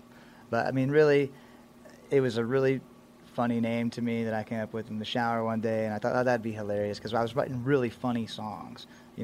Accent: Tomball, Texas, United States; also born or lived in Austin, Texas; I grew up in Tomball, which is right outside of Houston, northwest Harris County. I moved to Austin right out of high school in about 2003 to start a band.

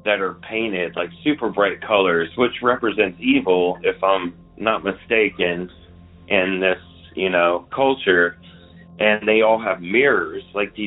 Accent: Memphis, Tennessee, United States; moved away; I am originally from Memphis

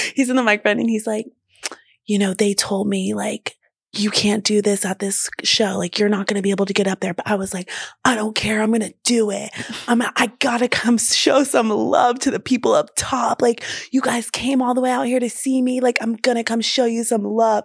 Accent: the South, United States; I grew up in the South

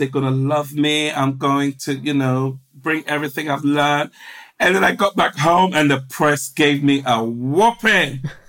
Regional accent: England, United Kingdom; Black, gay, working class, I'm from England.

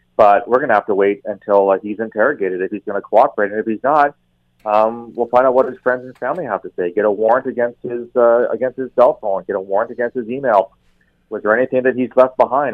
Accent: Canada; as a Canadian, um, very proud Canadian

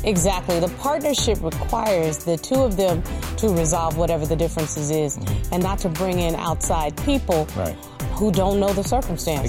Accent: North Carolina, United States; I'm from North Carolina, so it would be that red clay dirt

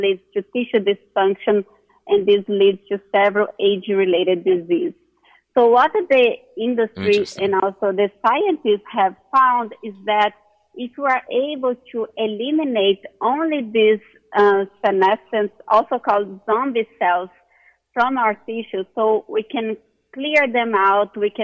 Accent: Brazil; moved away as an adult; now in United States; I'm originally from Brazil

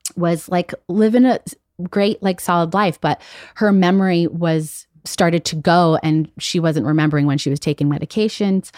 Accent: Las Vegas, Nevada, United States; moved away; also born or lived in Chicago; I've been away from Vegas for so long, that's where I, I grew up

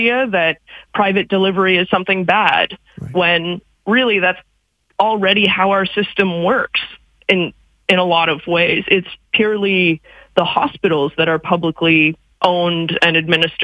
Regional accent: Canada

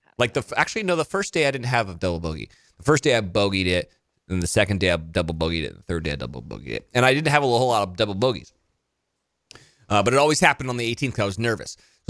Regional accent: New York City, New York, United States; They're like, man, where are you from? New York City. New York City.

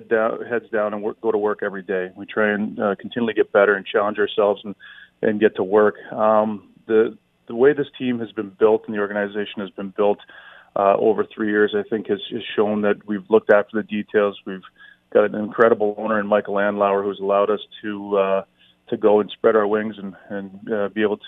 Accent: Hamilton, Ontario, Canada; being born and raised in Hamilton, knowing the passion that we have for hockey in our city

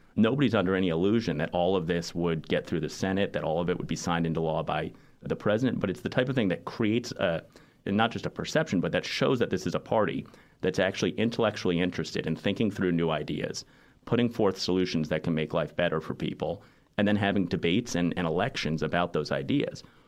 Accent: New York City, New York, United States; I grew up in New York City

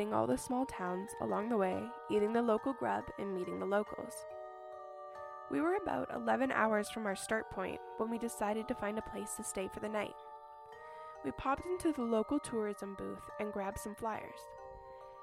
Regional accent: Texas, United States; I'm from Texas

